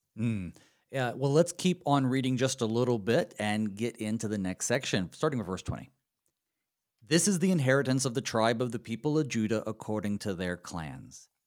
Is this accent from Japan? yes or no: no; North Carolina, United States; accent: southern; moved away as an adult; also born or lived in Saint Louis / Connecticut; now in Minnesota, United States; I moved from North Carolina, where I'm from, to Saint Louis for seminary